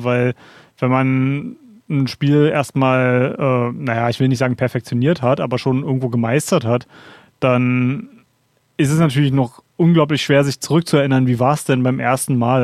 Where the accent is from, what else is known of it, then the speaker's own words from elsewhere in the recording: Berlin, Germany; gerade als Berliner